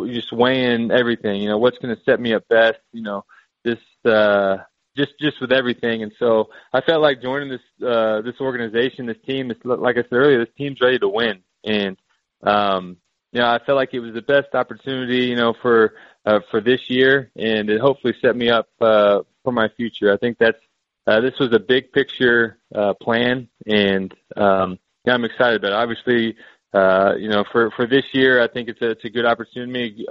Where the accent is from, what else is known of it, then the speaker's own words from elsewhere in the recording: Houston, Texas, United States; also born or lived in Cincinnati; I'm originally from the Houston area